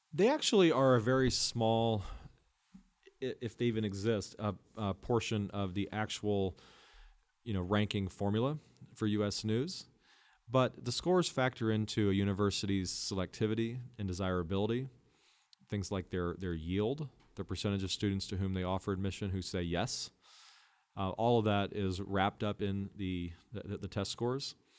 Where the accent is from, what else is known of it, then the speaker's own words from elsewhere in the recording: Midwest, United States; moved away as an adult; also born or lived in Los Angeles, California; I grew up in the Midwest